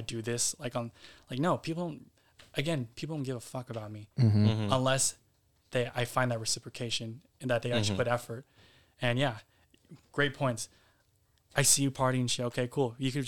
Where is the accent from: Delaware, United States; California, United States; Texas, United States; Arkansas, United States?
California, United States; San Jose; I'm very proud to be a Bay Area native